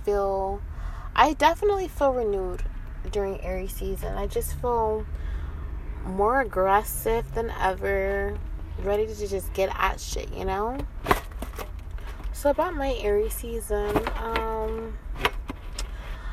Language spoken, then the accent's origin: English; Inglewood, California, United States; I'm from Inglewood. I'm like from where he's from